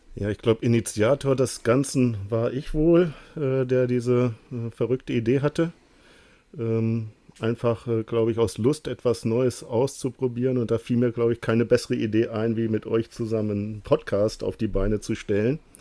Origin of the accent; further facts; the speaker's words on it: Lower Saxony, Germany; Ich komme aus dem Norden, ähm, aus Niedersachsen